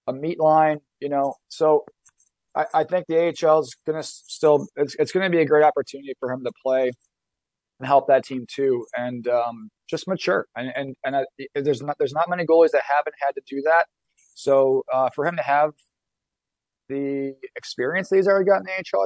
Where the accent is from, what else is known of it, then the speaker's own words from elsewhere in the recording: Buffalo, New York, United States; growing up in Buffalo